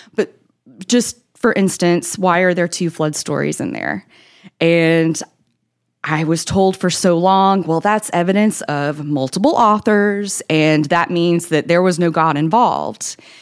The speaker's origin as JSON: {"language": "English", "town": "Nashville", "region": "Tennessee", "country": "United States", "tie": "born or raised there", "said": "I'm from Tennessee, the Nashville area. I was born and raised here"}